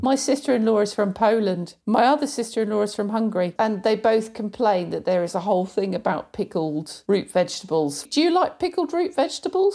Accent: British / English, England, United Kingdom; British, 'cause it sounds better. Yeah. English when I have to explain

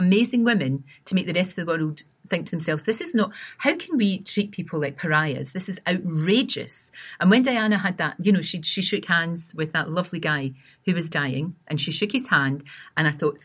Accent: Glasgow, Scotland, United Kingdom; accent: Scottish; also born or lived in East Kilbride; when we moved from Glasgow to East Kilbride, which is a new town just outside of Glasgow

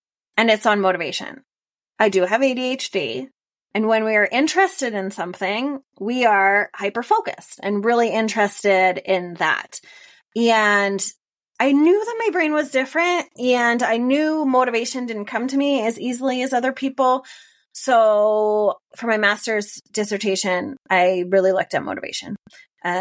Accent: Canada; moved away as an adult; also born or lived in Finland; now in Denver, United States; that's where I grew up in Canada

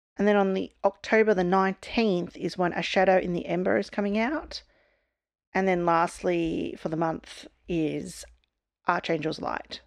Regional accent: Australia; I'm an Aussie

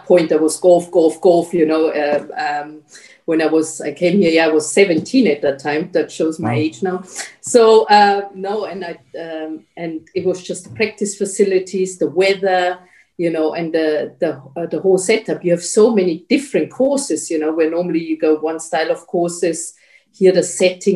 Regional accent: Germany; also born or lived in Portugal; I'm from Germany

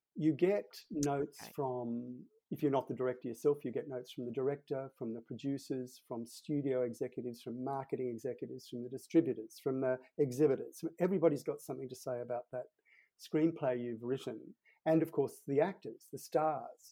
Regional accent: Sydney, New South Wales, Australia; I grew up in Sydney, and in the suburb where I grew up, we were the only Catholic family in a Protestant street

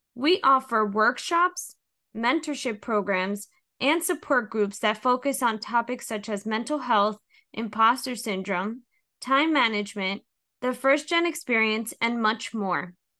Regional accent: Hudson County, New Jersey, United States; I was born and raised in Hudson County, New Jersey

